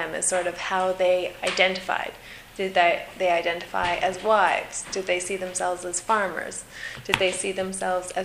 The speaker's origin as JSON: {"language": "English", "region": "Saskatchewan", "country": "Canada", "also_born_or_lived": "Newfoundland", "moved": "as an adult", "said": "I was originally from Saskatchewan"}